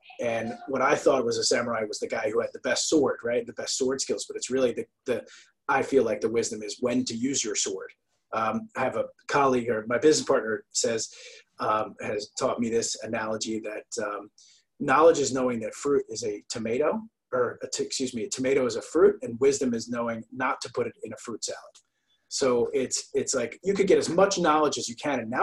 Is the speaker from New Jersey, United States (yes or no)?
yes; New Jersey, United States; I grew up in New Jersey